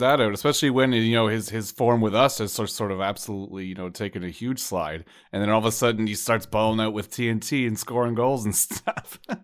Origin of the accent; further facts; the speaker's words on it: Canada; as Canadian CBs